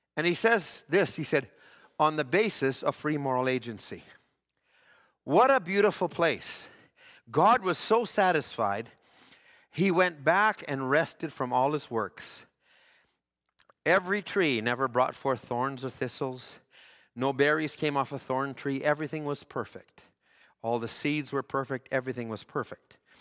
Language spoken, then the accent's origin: English; Alberta, Canada; I grew up in Alberta